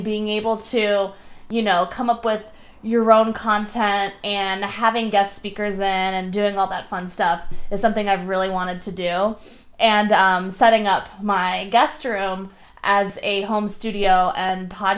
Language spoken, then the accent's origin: English; Delray Beach, Florida, United States; moved away as an adult; also born or lived in Tampa, Florida; now in Portland, United States; I was born and raised in Florida. I'm a Florida girl. Love it down there. 561 Delray Beach